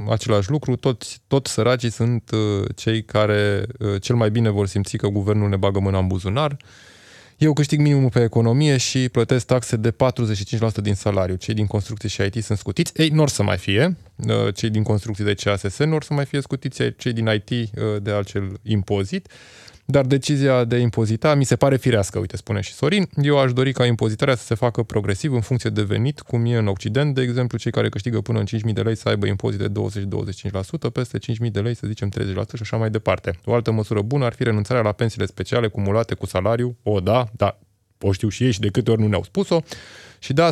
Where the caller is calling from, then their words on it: Spain; Salutare băieți … din Spania